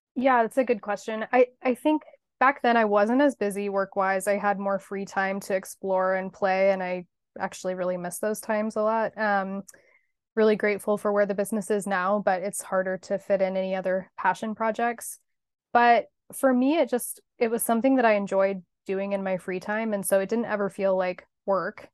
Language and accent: English; Hutchinson, Kansas, United States; moved away as an adult; also born or lived in Los Angeles, California; now in Kansas City, United States; I grew up in Hutchinson, Kansas, but went to California for college